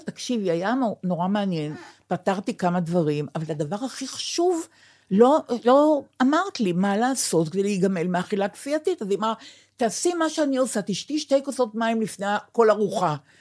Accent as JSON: {"language": "Hebrew", "country": "Israel", "said": "אני ישראלית ויהודייה"}